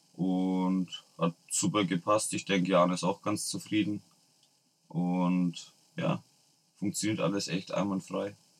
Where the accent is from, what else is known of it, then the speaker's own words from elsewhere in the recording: Nuremberg, Bavaria, Germany; bei uns in Nürnberg